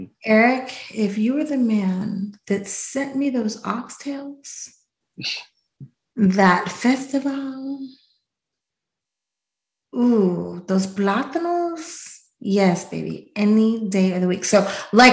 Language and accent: English; Pittsburgh, Pennsylvania, United States; I'm from Pittsburgh.